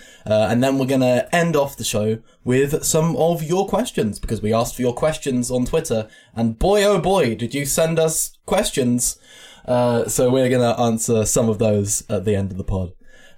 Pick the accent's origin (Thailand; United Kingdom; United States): United Kingdom; South of England; accent: southern; my horrifically southern accent